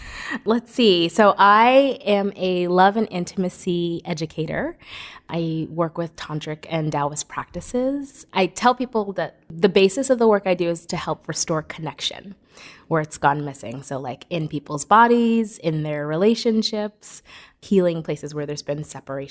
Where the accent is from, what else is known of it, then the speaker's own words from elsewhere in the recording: New York City, New York, United States; I grew up in Brooklyn. And I kind of an interesting background. Like I grew up in a Caribbean neighborhood, like a lot of different socioeconomic, you know, exposure.